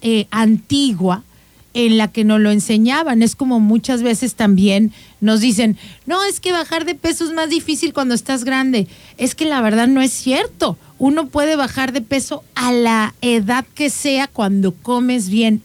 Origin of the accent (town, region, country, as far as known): Mexico